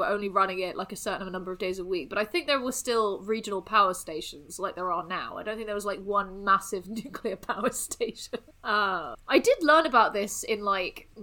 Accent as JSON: {"language": "English", "region": "South West England", "country": "United Kingdom", "tie": "born or raised there", "said": "I grew up in the southwest, so I'm like used to like Plymouth, where there's hundreds of beaches"}